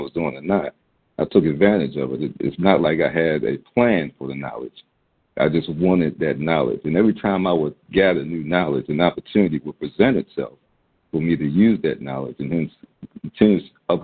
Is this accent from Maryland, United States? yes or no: yes; Baltimore, Maryland, United States; this kid growing up in Baltimore, the public school